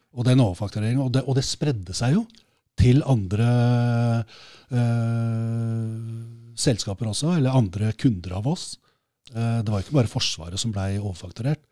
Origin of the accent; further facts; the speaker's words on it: Oslo, Norway; jeg vokste opp på Skullerud